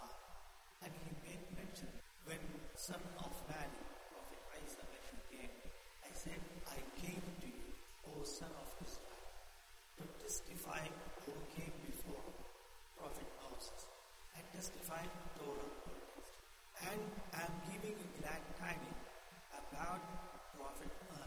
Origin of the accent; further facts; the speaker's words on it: India; moved away; I born and raised in India